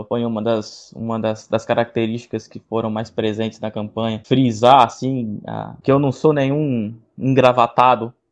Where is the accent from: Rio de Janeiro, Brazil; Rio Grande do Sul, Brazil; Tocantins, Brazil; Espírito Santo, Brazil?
Espírito Santo, Brazil; Cachoeiro de Itapemirim; mas eu sou nascido e criado em Cachoeira da Mirim e vivi toda a minha vida